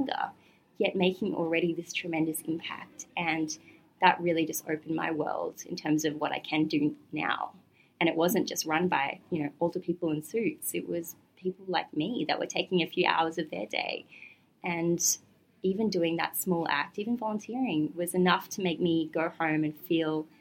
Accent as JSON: {"language": "English", "town": "Gold Coast", "region": "Queensland", "country": "Australia", "tie": "born or raised there", "moved": "yes", "lives_now": "Melbourne, Australia", "said": "I was growing up on the Gold Coast"}